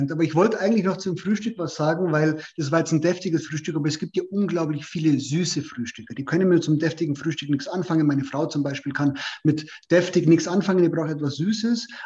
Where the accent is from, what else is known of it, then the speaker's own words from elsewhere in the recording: Bavaria, Germany; Wenn du schlecht anfängst, dann äh, ist, der, ist der Kas Bissen, wie man bei uns in Bayern sagt.